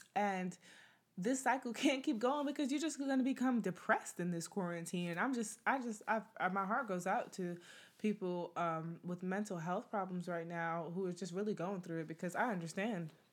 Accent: United States; I'm from America, from the US

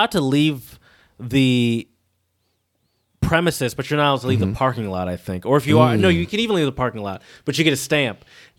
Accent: Detroit, Michigan, United States; Chad and I, we're from Michigan, sort of the Metro Detroit.

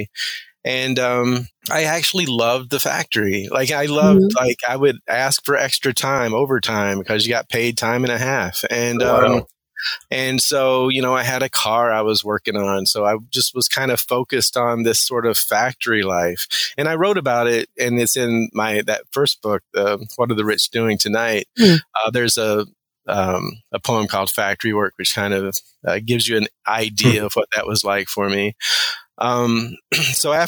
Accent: Kentucky, United States; moved away as an adult; also born or lived in Nebraska / Oregon; high school in Kentucky

